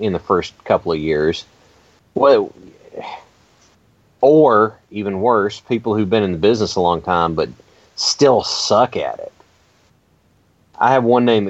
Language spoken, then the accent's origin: English; Kentucky, United States; because I grew up in Kentucky